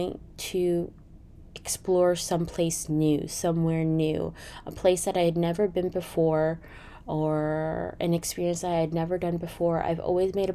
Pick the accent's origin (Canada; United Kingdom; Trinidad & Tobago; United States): Canada; I am Canadian